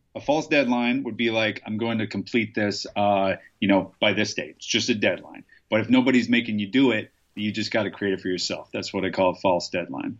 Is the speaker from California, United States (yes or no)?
no; Nebraska, United States; I'm from Nebraska